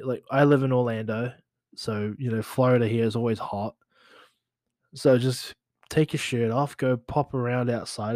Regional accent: New Zealand; moved away; as a kid growing up in New Zealand

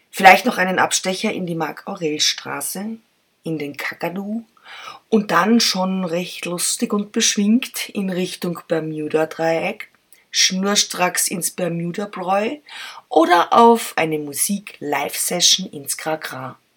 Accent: Vienna, Austria; moved away; meine Güte, meine Heimat ist so schön und ich hab's 30 Jahre lang nicht gesehen. Darum geht es heute um meine Lieblingsstadt, Wien.

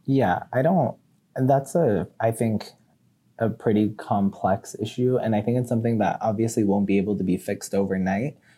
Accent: United States; I was born in the United States

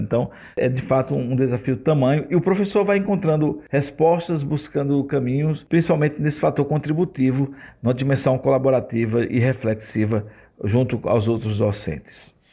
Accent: Surubim, Pernambuco, Brazil; now in Rio de Janeiro, Brazil; Eu sou pernambucano da cidade de Surubim.

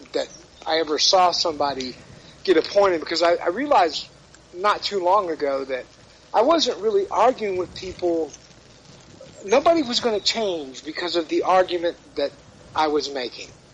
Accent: Dallas, Texas, United States; moved away; I'm originally from Dallas

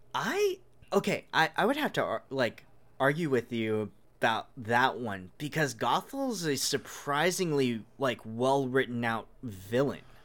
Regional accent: Hawaii, United States; I'm from Hawaii, which is, like, the giant cultural melting pot

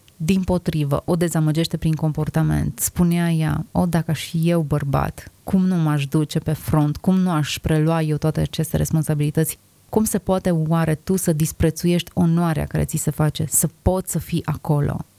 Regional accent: Romania; Suntem născuți aici cu un anumit scop și cu un anumit sens. Suntem români

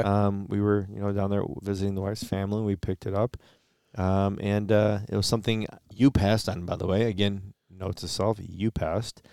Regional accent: Michigan, United States; we're from Michigan

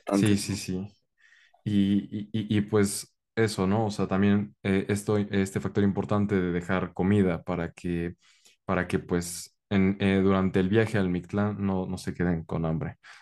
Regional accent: Mexico; el lazo que tenemos con Estados Unidos, tanto por eh, la colindancia

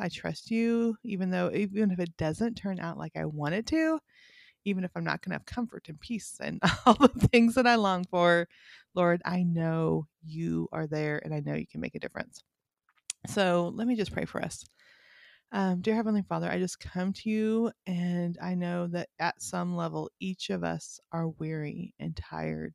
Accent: Northern California, United States; also born or lived in Montana; now in Bible Belt, United States; I grew up in Northern California, lived in Montana for 15 years, and then moved to the Bible Belt

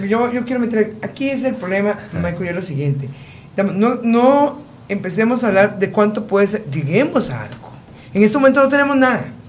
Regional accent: Costa Rica

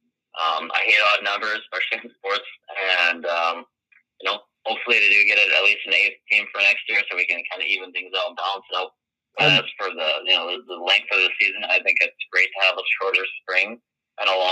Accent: Winnipeg, Manitoba, Canada; I'm from Winnipeg and I was born after the Fury were moved, so I didn't have a local club to support

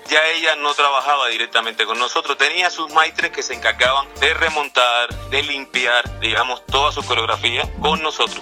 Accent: Cuba; now in Mexico; Yo nací en Cuba, pero me siento mexicano

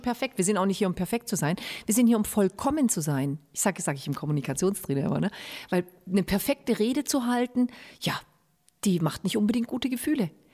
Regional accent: Germany; bei uns in Deutschland

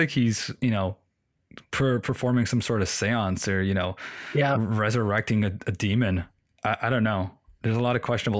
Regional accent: Toronto, Ontario, Canada; Oh, and for people listening, we're from Toronto. Being a Toronto boy

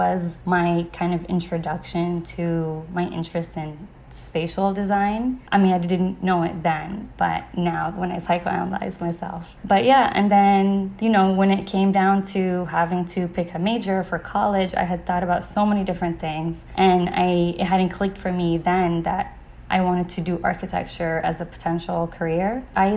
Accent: east coast of Saudi Arabia, Eastern Province, Saudi Arabia; I was born and raised on the east coast of Saudi

